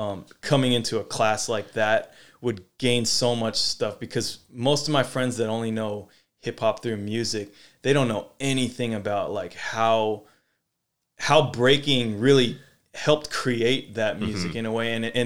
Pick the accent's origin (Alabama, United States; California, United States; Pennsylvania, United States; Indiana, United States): California, United States; Sacramento; like I grew up in Sacramento, you know, I know, you know, somewhat history mm-hmm. of everything, but I know it from the point of view in Sacramento.